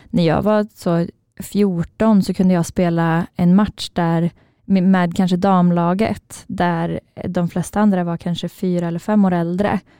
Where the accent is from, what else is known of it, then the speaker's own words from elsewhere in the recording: Karlstad, Värmland, Sweden; vi är ju från Karlstad eh, och jag växte upp lite utanför Karlstad i en ganska liten stad eller by.